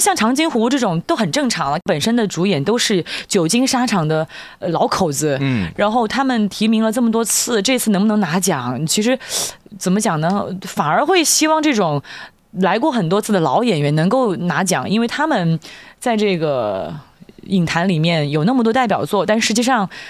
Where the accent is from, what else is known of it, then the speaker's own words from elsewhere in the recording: Hunan, China; accent: Hunanese; 按照我们湖南话讲